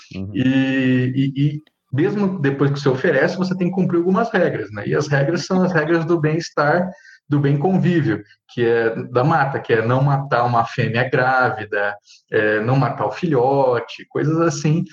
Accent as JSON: {"language": "Portuguese", "region": "Center-West", "country": "Brazil", "said": "no centro-oeste, né, que é a minha terra"}